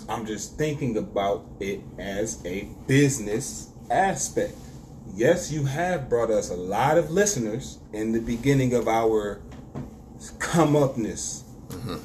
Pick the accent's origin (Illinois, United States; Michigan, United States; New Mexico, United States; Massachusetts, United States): Michigan, United States; Detroit; I'm from Detroit